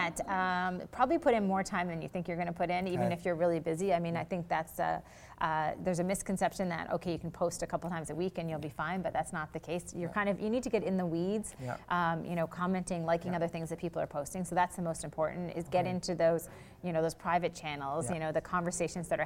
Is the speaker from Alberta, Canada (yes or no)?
no; Charlottetown, Prince Edward Island, Canada; I am from Charlottetown, Prince Edward Island